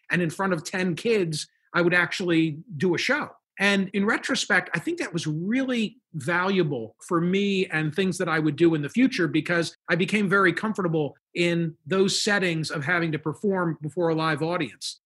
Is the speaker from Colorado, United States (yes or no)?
no; Philadelphia, Pennsylvania, United States; I'm from Philadelphia